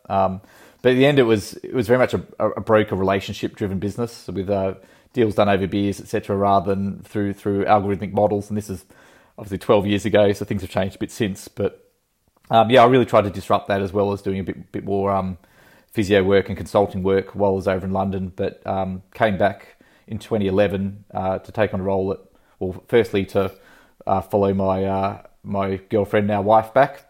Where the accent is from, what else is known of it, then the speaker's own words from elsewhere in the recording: Country Victoria, Australia; also born or lived in Sydney; growing up in Country Victoria, uh, on a farm